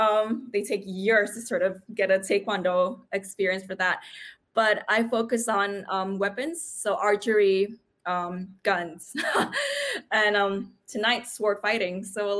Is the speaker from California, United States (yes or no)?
no; New York, United States; now in Sydney, Australia; I'm from New York. You know, I've got all these experience with like castings and stuff. And then when I went into Sydney, which is where I am now